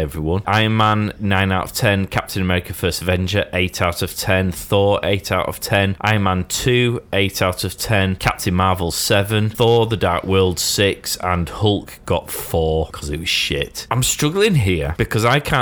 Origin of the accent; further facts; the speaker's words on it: the Wirral, North West England, United Kingdom; being born and bred on the Wirral, which is near Merseyside